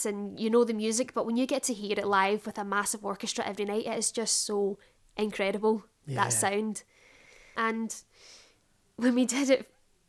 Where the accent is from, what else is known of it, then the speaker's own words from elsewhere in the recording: Glasgow, Scotland, United Kingdom; moved away; I would have been bringing McEponine to my hometown.